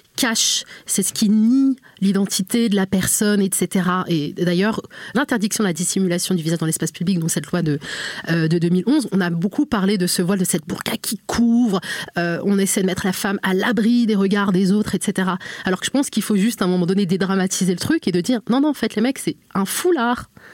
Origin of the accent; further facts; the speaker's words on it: Normandy, France; je suis née, j'ai grandi en fait en Normandie